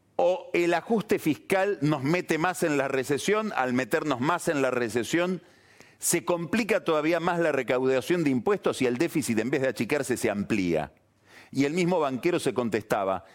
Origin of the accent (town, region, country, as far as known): Argentina